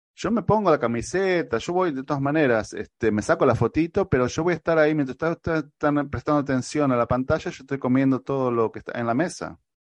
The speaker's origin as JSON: {"language": "Spanish", "country": "Argentina", "said": "soy el argentino menos futbolero que pueda haber"}